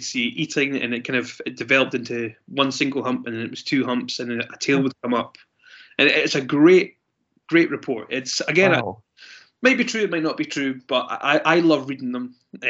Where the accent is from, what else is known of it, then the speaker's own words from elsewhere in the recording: Scotland, United Kingdom; I'm Scottish